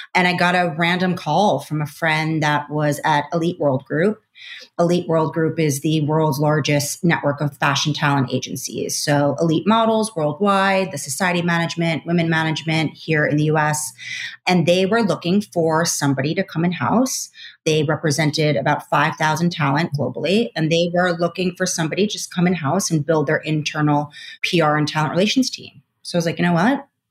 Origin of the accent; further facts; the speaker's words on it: Long Island, New York, United States; I'm also from Long Island, New York